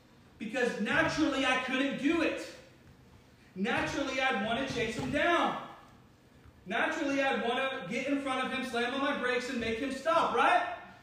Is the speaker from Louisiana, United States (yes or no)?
no; Cincinnati, Ohio, United States; I'm from Cincinnati.